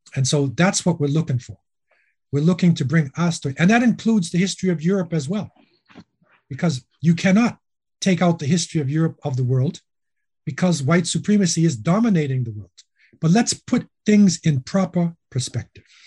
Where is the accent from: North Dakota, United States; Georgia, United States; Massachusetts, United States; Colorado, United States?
Massachusetts, United States; Boston; moved away as an adult; also born or lived in Medina / Los Angeles, California / Jamaica; I was born in Boston, uh, raised, you know, in the Boston area